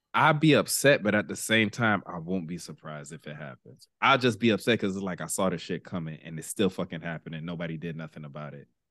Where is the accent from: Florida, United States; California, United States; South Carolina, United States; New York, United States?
Florida, United States; Miami; we grew up in Miami